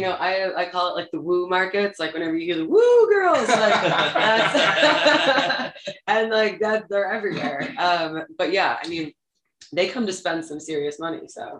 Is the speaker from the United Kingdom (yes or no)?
no; Rochester, New York, United States; I grew up in Rochester, New York.